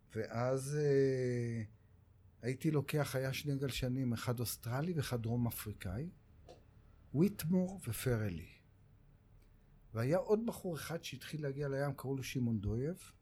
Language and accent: Hebrew; Tel Aviv, Tel Aviv District, Israel; also born or lived in Kiryat Shalom, south Tel Aviv; אני בבבלי גדלתי. אה. אני נולדתי בדרום תל אביב, בשכונה הארדקור אה. שנקראת קריית שלום